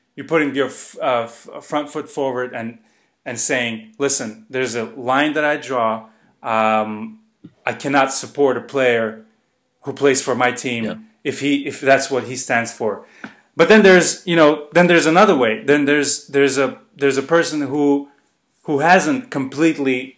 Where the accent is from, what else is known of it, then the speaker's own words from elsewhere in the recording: Baku, Azerbaijan; I grew up in Azerbaijan.